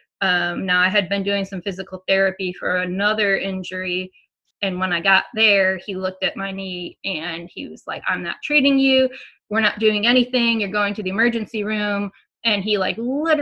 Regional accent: Michigan, United States; now in Tennessee, United States; I'm from Michigan.

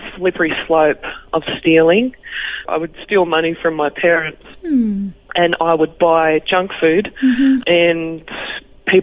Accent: Canberra, Australian Capital Territory, Australia; moved away as an adult; also born or lived in Wollongong / Dubbo; I grew up in Canberra

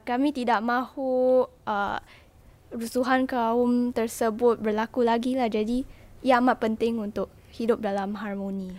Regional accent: Singapore; sebagai warga Singapura

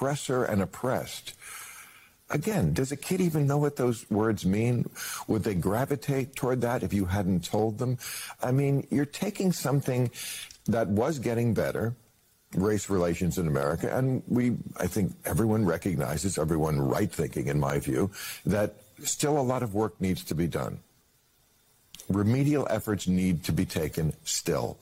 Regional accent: New Jersey, United States; I grew up in New Jersey

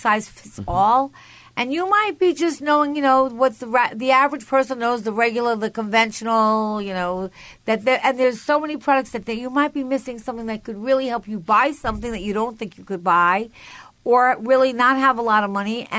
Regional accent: Long Island, New York, United States; moved away as an adult; now in New York City, United States; I was born in Long Island.

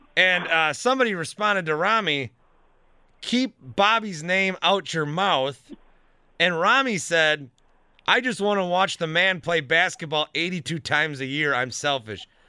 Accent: La Crosse, Wisconsin, United States; also born or lived in Fond du Lac, Wisconsin; I grew up in lacrosse

